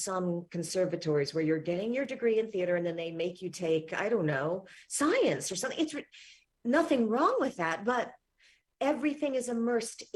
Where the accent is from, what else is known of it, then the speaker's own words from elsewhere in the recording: Richmond, Virginia, United States; also born or lived in Philadelphia; now in New York City, United States; I was born in Richmond, Virginia